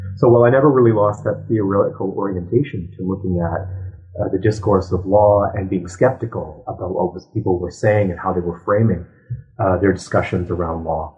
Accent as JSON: {"language": "English", "town": "Ottawa", "region": "Ontario", "country": "Canada", "tie": "born or raised there", "said": "So I was raised in Ottawa"}